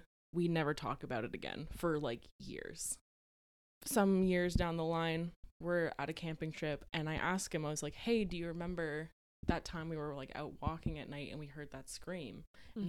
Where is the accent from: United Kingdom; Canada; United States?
Canada; born or raised there